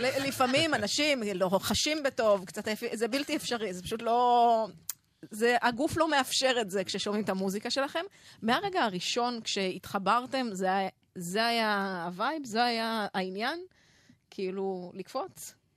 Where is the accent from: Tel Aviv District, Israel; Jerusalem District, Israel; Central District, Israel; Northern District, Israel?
Northern District, Israel; Jezreel Valley; אני מעמק יזרעאל